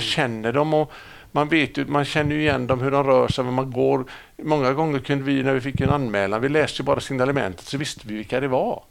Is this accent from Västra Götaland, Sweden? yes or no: yes; Gothenburg, Västra Götaland, Sweden; also born or lived in Stockholm; jag är uppväxt i Gamlestan.